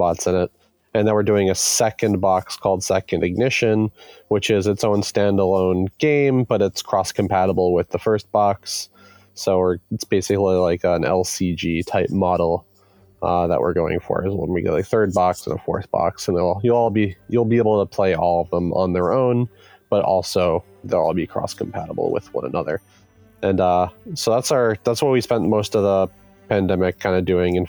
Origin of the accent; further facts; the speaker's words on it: Massachusetts, United States; now in Washington, United States; We are a board game development studio based in Washington, though we're all originally from Massachusetts.